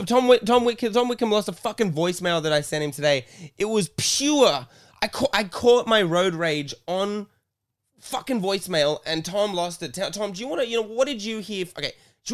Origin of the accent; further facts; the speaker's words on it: Ireland; I could have yelled, I'm from Ireland.